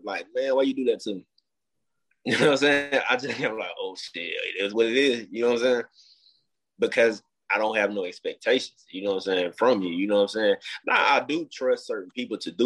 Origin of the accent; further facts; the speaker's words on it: Mobile, Alabama, United States; I grew up in Mobile, Alabama